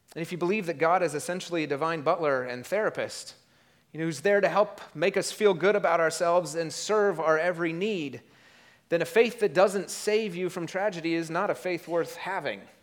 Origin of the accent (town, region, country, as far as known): United States